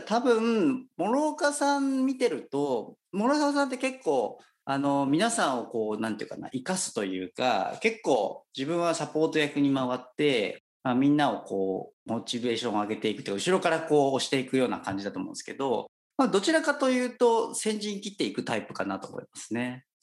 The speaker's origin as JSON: {"language": "Japanese", "town": "Kitakyushu", "region": "Fukuoka", "country": "Japan", "tie": "born or raised there", "moved": "as an adult", "said": "私もともとあの、福岡県の北九州市という町出身でして"}